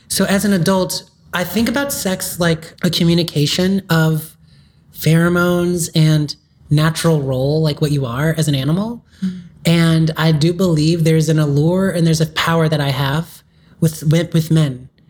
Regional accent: Hawthorne, California, United States; I grew up in South Bay. Okay. So Hawthorne is where lots of my schools were

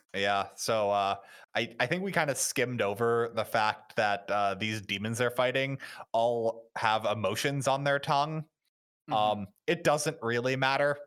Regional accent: United States; As an American

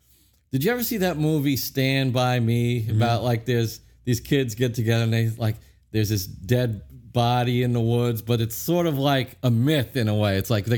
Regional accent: New York City, New York, United States; growing up in Brooklyn

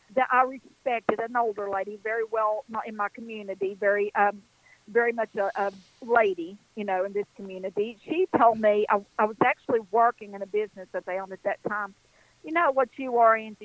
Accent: western North Carolina, United States; I'm an Appalachian girl. It's exactly what I am, right here in the foothills.

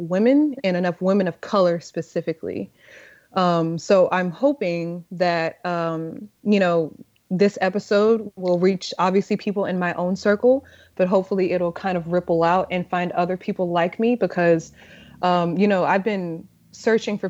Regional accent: Texas, United States; now in Brooklyn, United States

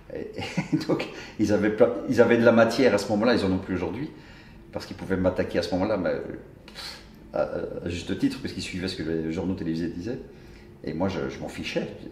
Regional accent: Brussels, Brussels-Capital Region, Belgium; je suis bruxellois

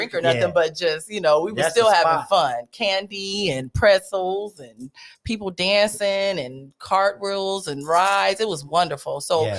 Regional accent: Stockton, California, United States; also born or lived in Germany; and raised, but you know, my dad was a military dad, so I spent a little time living overseas.

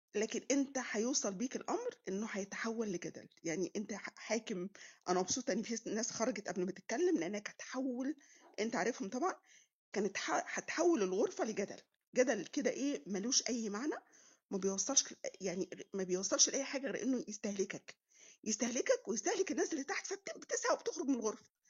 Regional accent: Egypt; also born or lived in Munich, Germany; انت من مصر فرحت بعبطه كده بقول له اه مصريه وافتخر

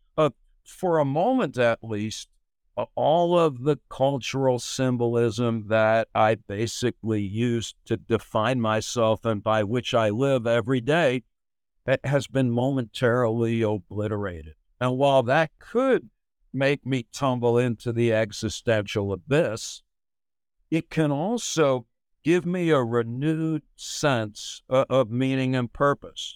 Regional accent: United States; I grew up in America

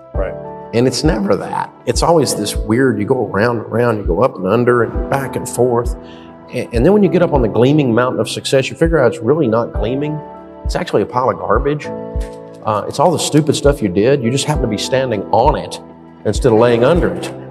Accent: Antioch, Tennessee, United States; I grew up over in Antioch, Tennessee

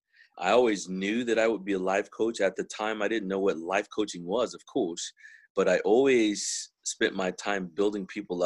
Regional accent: Texas, United States; I am from Texas, but most of my associates and friends and acquaintances are all from other places around the world.

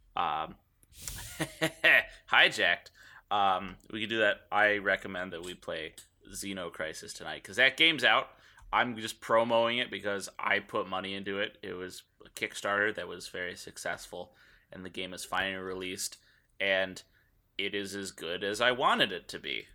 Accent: United States; 'cause we're American

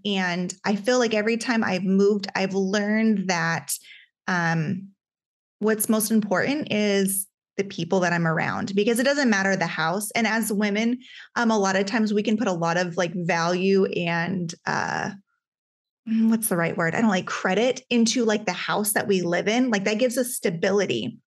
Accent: Alaska, United States; I grew up in Alaska

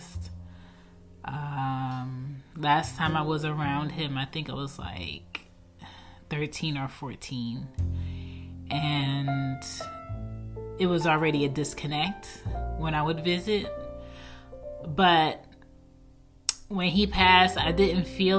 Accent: Baltimore, Maryland, United States; born or raised there; also born or lived in Philadelphia, Pennsylvania

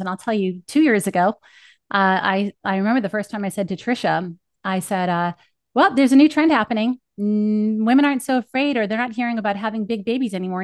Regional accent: Northeast, United States; accent: East Coast; I must sound like I'm from the Northeast

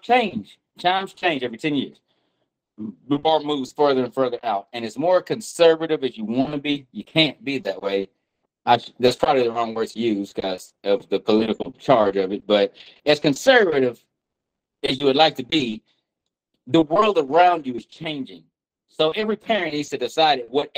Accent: Nashville, Tennessee, United States; I'm from Nashville. I went to John Overton.

